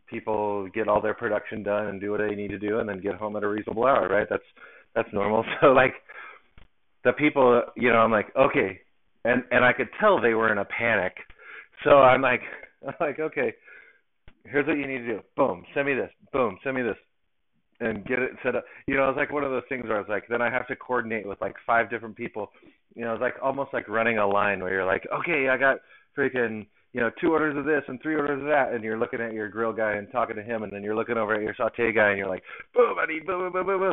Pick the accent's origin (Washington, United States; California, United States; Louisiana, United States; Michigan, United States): California, United States; Southern; I grew up in Southern California